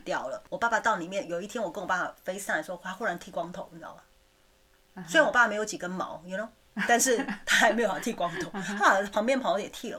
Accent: Taiwan; moved away; also born or lived in Taipei / Taichung; 我妈那时候在台湾开早餐店

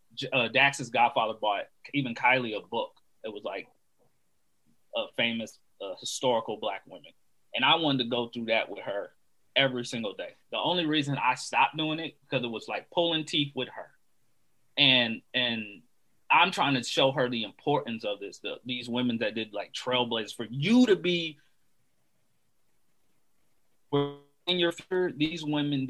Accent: DeKalb, Georgia, United States; me growing up in DeKalb

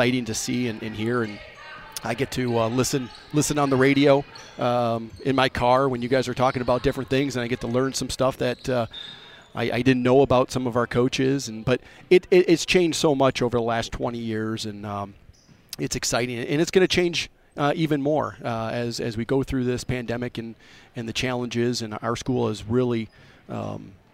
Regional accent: Sterling Heights, Michigan, United States; I grew up in Sterling Heights, north of Detroit

